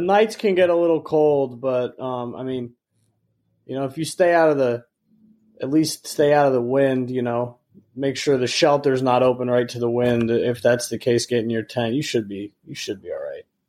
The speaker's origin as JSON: {"language": "English", "region": "Michigan", "country": "United States", "tie": "born or raised there", "said": "growing up in Michigan"}